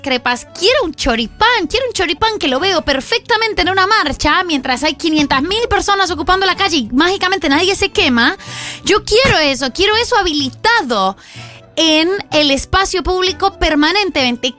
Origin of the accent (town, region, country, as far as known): Colombia; born or raised there; now in Buenos Aires, Argentina